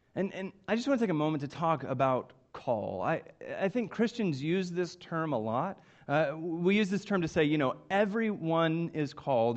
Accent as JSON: {"language": "English", "town": "Coweta", "region": "Oklahoma", "country": "United States", "tie": "born or raised there", "said": "I grew up in Coweta, Oklahoma. Uh, it's just southeast of Tulsa, and it's really where I spent um, all of my childhood and, and young life."}